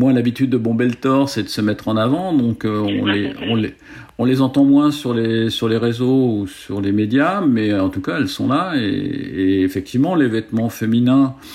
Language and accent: French; Paris, Île-de-France, France; moved away as an adult; now in Aix-en-Provence, France; moi, je suis, je suis, je suis parisien. Moi, je, je, suis parisien. À l'origine, euh, j'ai vécu que sur la région parisienne. Euh, euh, écoute, je suis arrivé à Aix-en-Provence